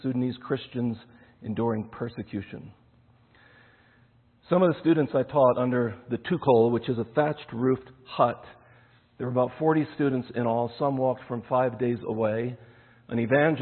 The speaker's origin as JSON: {"language": "English", "country": "United States", "also_born_or_lived": "Nairobi, Kenya", "moved": "as an adult"}